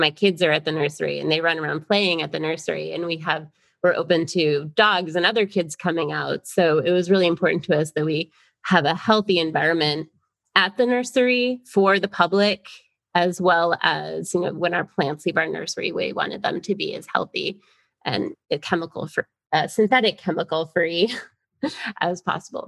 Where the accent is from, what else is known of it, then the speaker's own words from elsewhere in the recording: Florida, United States; also born or lived in New York; I grew up in Florida